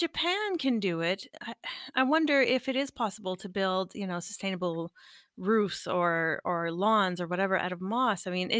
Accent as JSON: {"language": "English", "region": "Northern Ontario", "country": "Canada", "tie": "born or raised there", "said": "I'm originally from Northern Ontario and I grew up with a big forest in the backyard."}